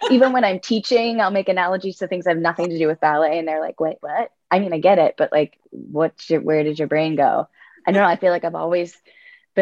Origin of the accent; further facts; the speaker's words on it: Altoona, Pennsylvania, United States; I grew up in Altoona, Pennsylvania